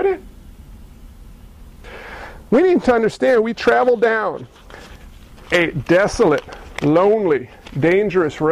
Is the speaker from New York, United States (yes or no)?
yes; New York City, New York, United States; I grew up in New York City